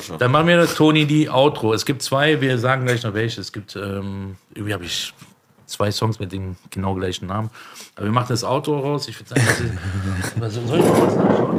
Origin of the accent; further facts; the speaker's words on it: Berlin, Germany; Also ich bin in Neukölln aufgewachsen